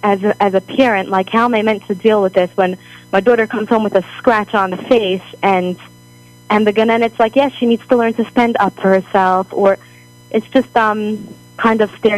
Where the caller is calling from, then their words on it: Jerusalem, Jerusalem District, Israel; Now, I'm actually calling from Israel.